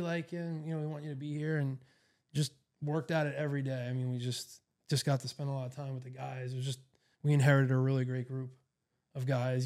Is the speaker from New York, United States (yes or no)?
yes; New York City, New York, United States; moved away as an adult; also born or lived in Boston, Massachusetts; now in Erie, United States; I grew up in New York City area in Queens